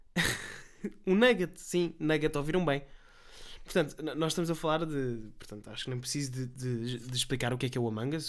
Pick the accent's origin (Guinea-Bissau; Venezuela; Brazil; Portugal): Portugal; Nós somos tugas